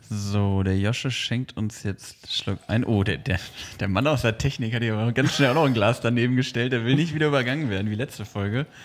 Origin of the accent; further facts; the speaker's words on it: Hanover, Lower Saxony, Germany; ich sage immer, ich komme aus Hannover, ich bin ja sogar in der Nähe geboren.